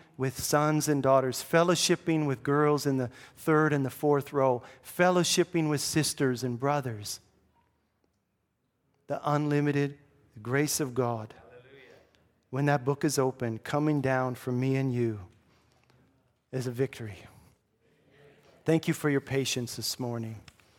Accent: Grand Prairie, United States; hey, I'm from Grand Prairie. It's a small town.

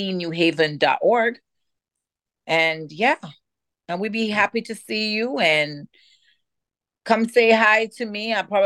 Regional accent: Jamaica; moved away; I'm an African-American woman from Jamaica.

